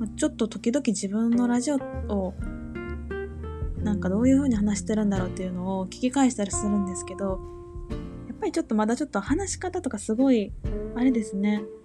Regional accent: Kansai, Japan; 生まれも育ちも関西なんですけど

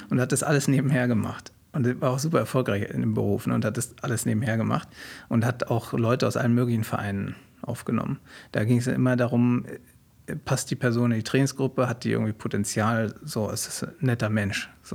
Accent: Berlin, Germany; also born or lived in Wilmersdorf, Berlin; ich bin in, in Wilmersdorf geboren und ja. dann bin ich in äh, Zehlendorf aufgewachsen

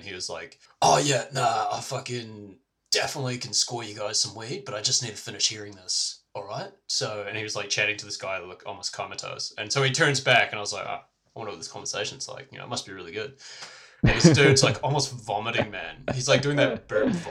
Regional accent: New Zealand; I'm from, you know, visiting over from New Zealand.

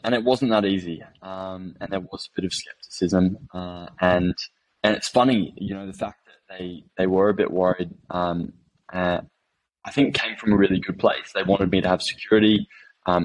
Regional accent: Phuket, Thailand; also born or lived in Cambodia; I grew up over in Asia, and I was born in Thailand, lived in Cambodia for 5 years, and Phuket, which most of you guys know is probably a holiday destination, for 10 years after that.

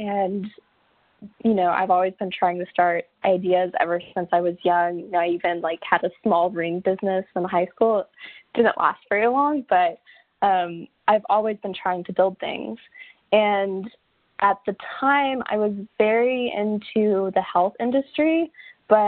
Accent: Texas, United States; moved away as an adult; now in New York, United States; I'm from Texas. Moved here to New York about 3 years ago

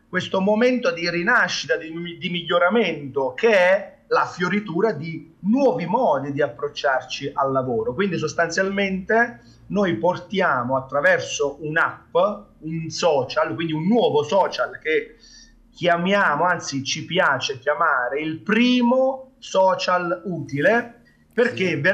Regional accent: Naples, Campania, Italy; mi, compete quasi per obbligo essendo napoletano, quindi eh, è, è, un po' la nostra cultura

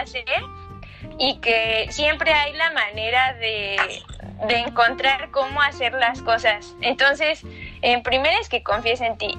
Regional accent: Mexico; moved away as an adult; also born or lived in Michoacán; now in Barcelona, Spain; soy mexicana y el amor me trajo a Barcelona.

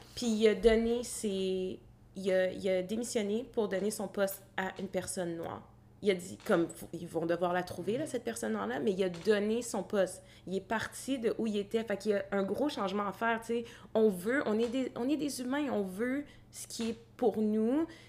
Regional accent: Gatineau, Quebec, Canada; je suis née à Gatineau

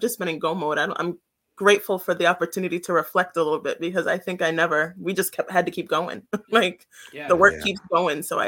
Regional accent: Worcester, Massachusetts, United States; also born or lived in Brooklyn, New York; I'm from Brooklyn, New York. That's where I was born, but I mainly grew up in Worcester

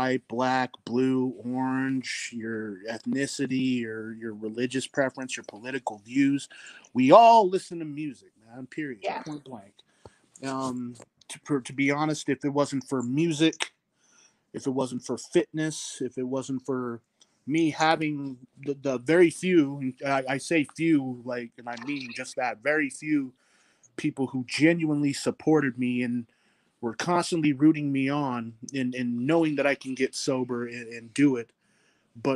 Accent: Layton, Utah, United States; I am from Layton, Utah. Represent. I am a Utah boy to the fullest

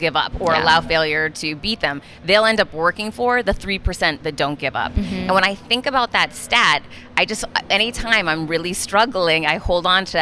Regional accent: Worcester, Massachusetts, United States; I grew up really poor in Worcester, Massachusetts

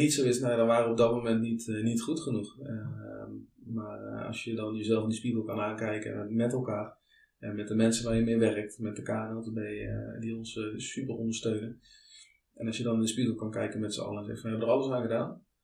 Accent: Netherlands; Ik ben toch wel echt een Hollander

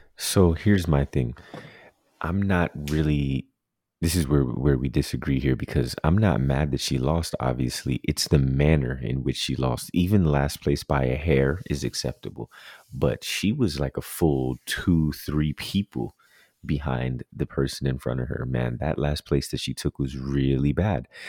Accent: Jamaica; as a Jamaican who loves Jamaican spinners

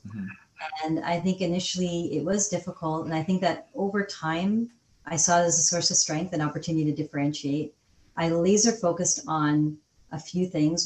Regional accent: Calgary, Alberta, Canada; also born or lived in England; I grew up in Calgary, Alberta

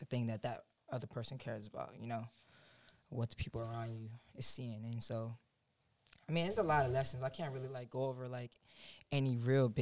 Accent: Orlando, Florida, United States; I'm from Timberleaf in Orlando, Florida

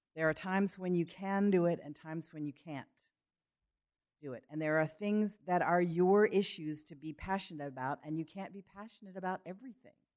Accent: Philadelphia, Pennsylvania, United States; moved away; growing up in Philadelphia, where I grew up part of the time

